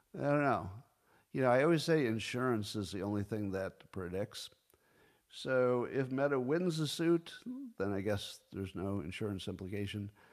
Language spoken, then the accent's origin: English; United States; I'm all American